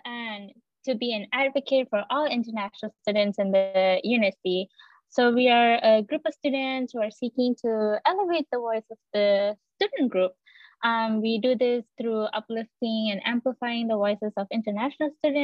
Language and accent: English; Malaysia; moved away as an adult; now in Lincoln, United States; I am an Indian Malaysian who came to the United States about 3.5 years ago for my undergraduate studies